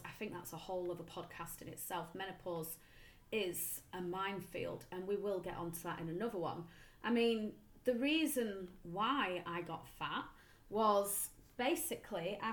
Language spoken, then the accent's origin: English; Darwen, North West England, United Kingdom; I grew up in Darwin.